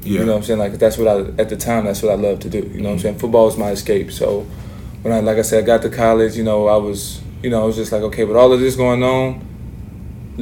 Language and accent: English; Texas, United States; moved away as an adult; also born or lived in Utah; growing up in Texas